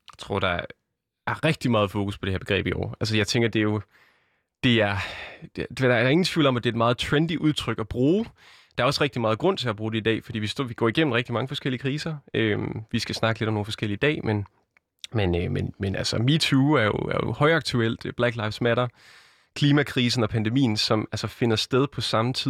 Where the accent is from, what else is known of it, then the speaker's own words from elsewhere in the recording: a small town outside Randers, Central Denmark Region, Denmark; now in Aarhus, Denmark; jeg er født i Aarhus, vokset op i en lille by uden for Randers